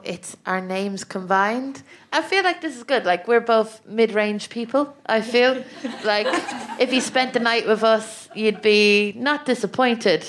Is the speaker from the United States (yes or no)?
no; Ireland; moved away; I am from the land of chicken fillet rolls, breakfast rolls, and legal codeine that you can get over the counter